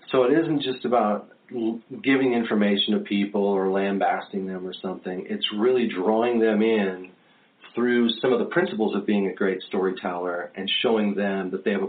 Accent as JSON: {"language": "English", "town": "Las Vegas", "region": "Nevada", "country": "United States", "tie": "born or raised there", "also_born_or_lived": "Johnson City, Tennessee", "said": "I was actually born and raised in Las Vegas"}